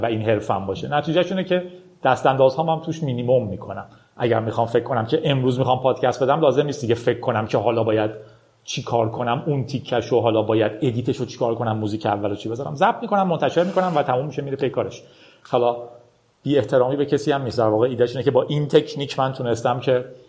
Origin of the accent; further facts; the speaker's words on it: Iran; با اینترنت در ایران بزرگ شدیم